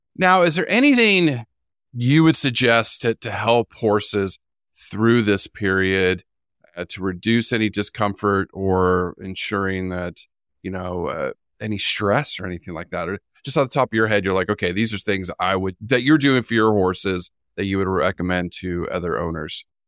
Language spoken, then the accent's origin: English; California, United States; growing up in California